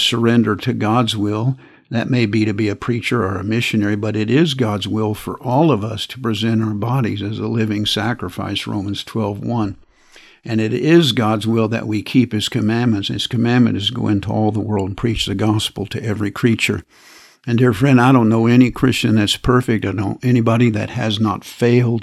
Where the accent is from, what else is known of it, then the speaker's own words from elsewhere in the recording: United States; I'm an American, and I live in this country